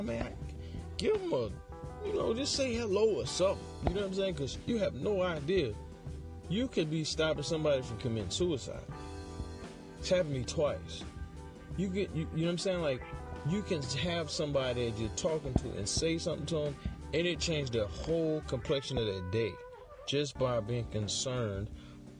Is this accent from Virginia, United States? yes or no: no; New Orleans, Louisiana, United States; moved away as an adult; I'm from New Orleans.